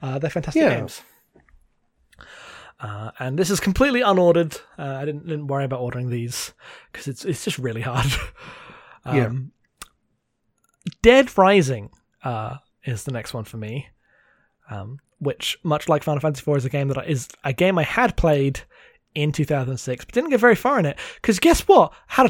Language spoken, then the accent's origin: English; United Kingdom; I'm British.